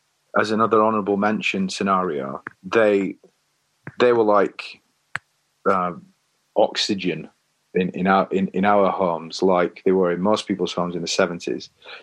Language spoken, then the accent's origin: English; Leigh, North West England, United Kingdom; Lee, in Lancashire.